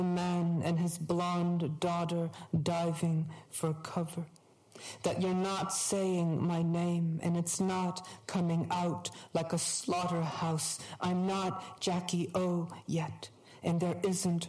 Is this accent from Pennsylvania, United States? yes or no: no; Hartford, Connecticut, United States; I grew up in Hartford, the bordering state